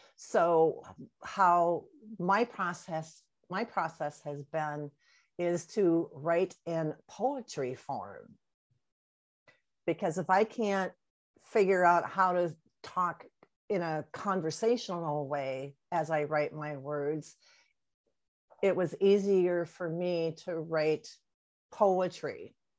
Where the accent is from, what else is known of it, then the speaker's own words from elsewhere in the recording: near the St. Paul-Minneapolis border, Wisconsin, United States; moved away as an adult; now in Colonie, United States; I am originally from Wisconsin, up by the St. Paul, Minneapolis border area. And uh, so that is my home area.